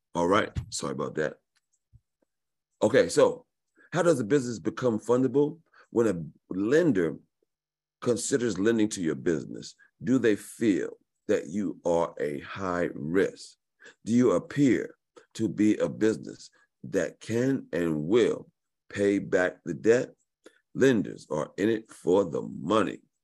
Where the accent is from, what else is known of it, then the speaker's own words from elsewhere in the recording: New York, United States; I was born in New York